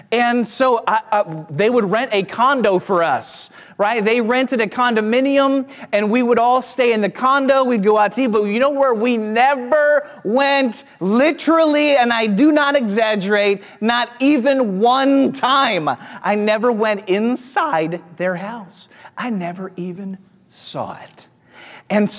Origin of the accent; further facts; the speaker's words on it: St. Louis, Missouri, United States; I grew up in Missouri in the Midwest. I grew up in St. Louis